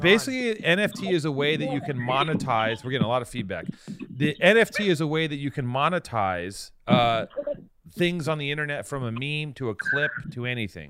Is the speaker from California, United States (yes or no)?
yes; Los Angeles, California, United States; we're both from Venice